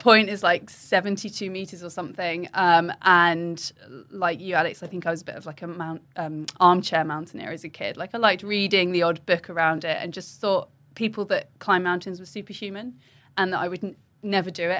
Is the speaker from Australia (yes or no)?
no; Wokingham, South East England, United Kingdom; I grew up in Wokingham